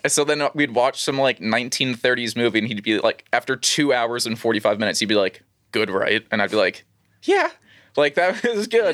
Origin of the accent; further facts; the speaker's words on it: New York City, New York, United States; also born or lived in Long Island; the first, like, twelve years of my life were in Queens.